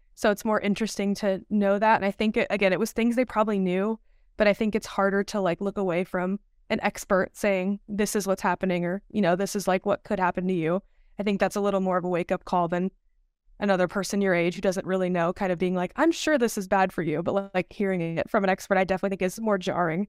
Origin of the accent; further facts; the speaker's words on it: Dallas, Texas, United States; moved away; also born or lived in Malibu, California; I'm from the Dallas, Texas area.